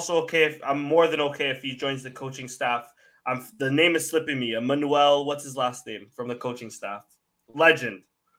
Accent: Toronto, Ontario, Canada; I grew up right around Galleria Mall.

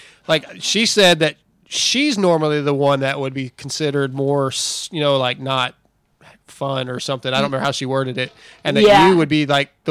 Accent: California, United States; now in Texas, United States; We are in Texas, but I am originally from California. So when I first started riding, it was out in Barstow

